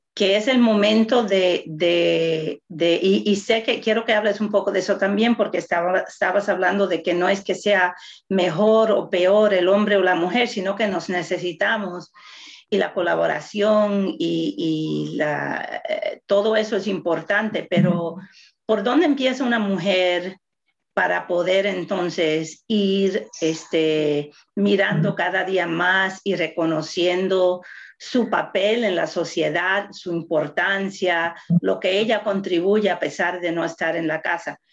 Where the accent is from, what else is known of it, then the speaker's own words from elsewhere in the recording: Puerto Rico; soy latina, soy puertorriqueña